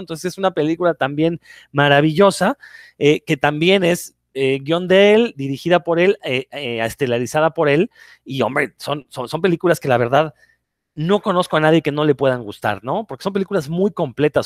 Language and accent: Spanish; Mexico; nosotros como mexicanos